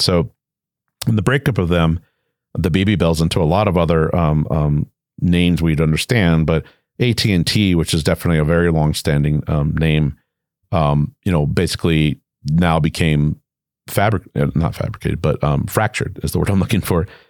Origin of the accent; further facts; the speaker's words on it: Hawaii, United States; moved away as an adult; also born or lived in Richmond, Virginia; I'm originally from Hawaii, although I wasn't born there.